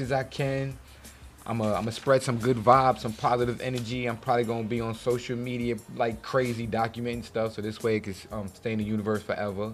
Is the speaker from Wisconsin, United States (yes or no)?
no; New York, United States; moved away; as a New Yorker I am